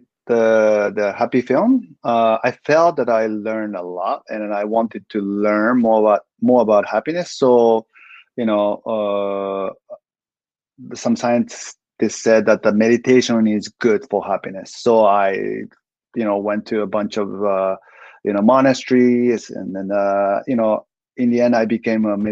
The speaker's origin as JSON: {"language": "English", "country": "Japan", "tie": "born or raised there", "said": "I'm ethnic Korean. I was born and raised in Japan, but my parents are Korean"}